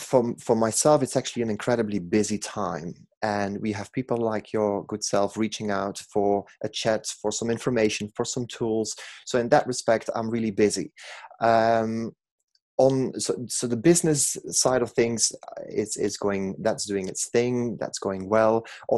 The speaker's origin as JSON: {"language": "English", "country": "Belgium", "accent": "Manc twang", "second_language": "English", "moved": "yes", "lives_now": "Manchester, United Kingdom", "said": "I'm from Belgium originally, in case people are wondering where the exotic accent is from, but I've lived in Manchester for 20 years, so that Manc twang kicks in at random times."}